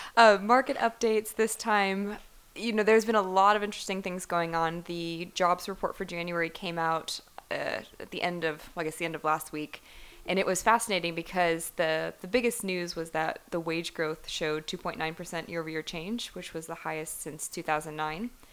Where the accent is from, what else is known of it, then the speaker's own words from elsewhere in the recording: Cleveland, Ohio, United States; moved away; growing up in Cleveland, I, I was around a lot of kids in my high school